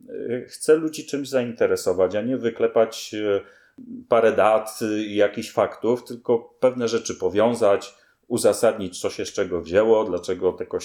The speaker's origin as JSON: {"language": "Polish", "region": "Greater Poland", "country": "Poland", "said": "ja jestem z Wielkopolski i Dolnego Śląska się cały czas uczę"}